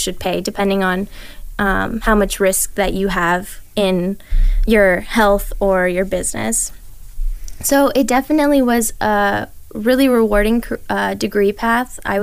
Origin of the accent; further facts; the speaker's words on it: Las Vegas, Nevada, United States; I was born in Las Vegas. I've lived here my whole life.